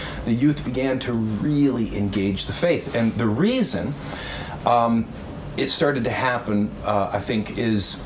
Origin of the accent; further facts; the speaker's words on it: Westphalia, Michigan, United States; I grew up in Westphalia, Michigan.